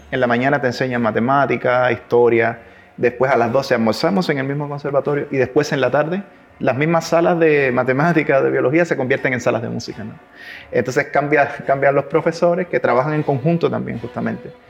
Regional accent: Cuba; accent: mix of Cuban, Chilean and Spanish; cuando estoy acá {S1} me notan que tengo un acento cubano. {S0} Entonces es como {S1} un, acento que es como una mezcla entre cubano, chileno y español.

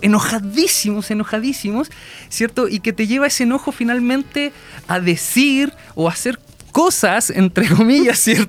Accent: Concón, Valparaíso, Chile; yo soy viñamarino y allá, bueno, más, concretamente soy de Concón

